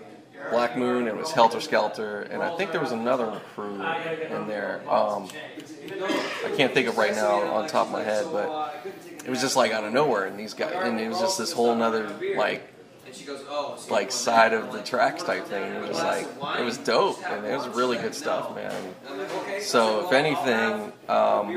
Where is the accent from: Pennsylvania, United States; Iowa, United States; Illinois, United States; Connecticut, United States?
Pennsylvania, United States; Pittsburgh; I grew up in Pittsburgh